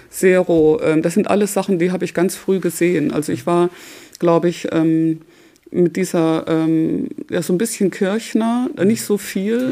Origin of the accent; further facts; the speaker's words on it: Bochum, North Rhine-Westphalia, Germany; moved away; also born or lived in Freiburg; Ich bin in Bochum aufgewachsen, also im Schwarzwald in Freiburg geboren, aber dann in Bochum aufgewachsen.